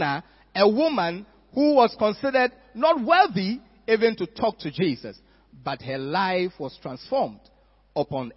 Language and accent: English; Accra, Greater Accra, Ghana; I was growing up in Accra